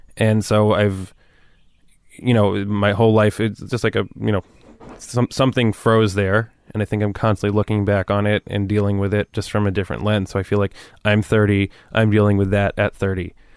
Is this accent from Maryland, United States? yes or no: no; Woodcliff Lake, New Jersey, United States; born or raised there; moved away as an adult; also born or lived in New Milford, New Jersey; now in New York City, United States